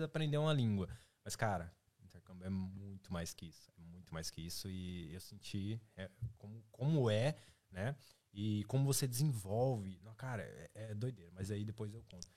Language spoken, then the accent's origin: Portuguese; Marília, São Paulo, Brazil; moved away as an adult; now in Ireland; sou, sou lá de Santa Paula, velho, tipo Marília